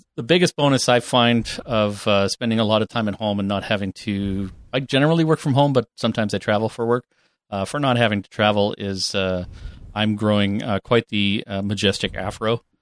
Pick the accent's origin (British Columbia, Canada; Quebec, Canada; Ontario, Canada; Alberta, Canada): Ontario, Canada; Northern; I grew up there in Northern Ontario